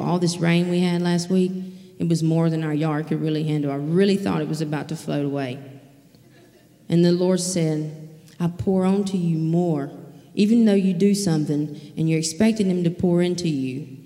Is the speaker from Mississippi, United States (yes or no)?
yes; Leakesville, Mississippi, United States; now in Poplarville, United States; I'm originally from Leakesville, Mississippi